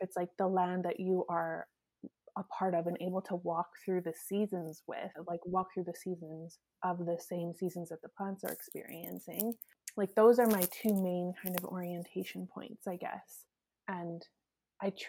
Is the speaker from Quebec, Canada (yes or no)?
no; Edmonton, Alberta, Canada; moved away as an adult; now in Saskatchewan, Canada; I grew up in Alberta, right? Like in Edmonton, so it's like wild rose country.